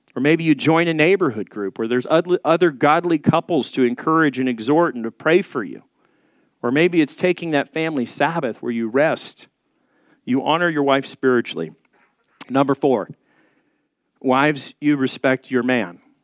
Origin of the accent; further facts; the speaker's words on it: the South, United States; I'm from the South, so we drink sweet tea.